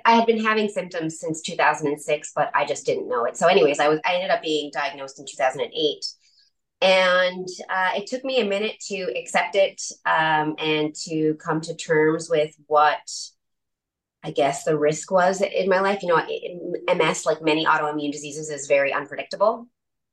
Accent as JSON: {"language": "English", "region": "Newfoundland and Labrador", "country": "Canada", "said": "I'm from Newfoundland, so I say pasta"}